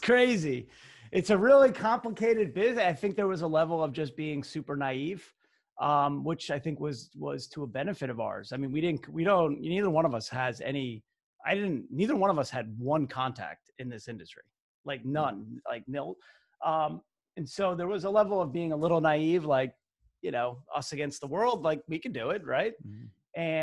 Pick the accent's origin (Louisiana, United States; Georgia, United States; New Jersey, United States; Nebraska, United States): New Jersey, United States; Basking Ridge; … and I, you know, we're both from Basking Ridge, New Jersey, which is kind of the central western part of the state. And we grew up literally right next door to each other